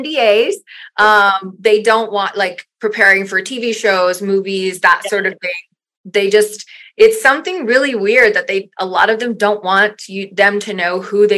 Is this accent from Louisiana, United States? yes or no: yes; South Louisiana, United States; moved away as an adult; I'm originally from Louisiana. I was born and raised in South Louisiana